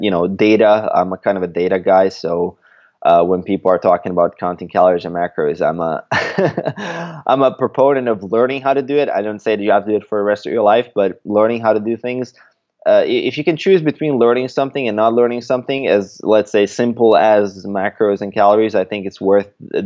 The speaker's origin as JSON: {"language": "English", "country": "Croatia", "said": "I'm a Croatian."}